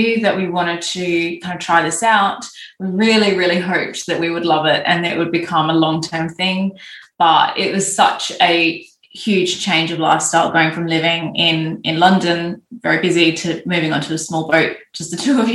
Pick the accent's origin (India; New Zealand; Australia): Australia; moved away; I'm Australian